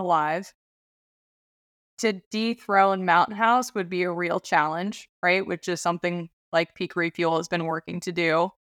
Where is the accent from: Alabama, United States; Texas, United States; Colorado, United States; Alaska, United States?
Alaska, United States; born or raised there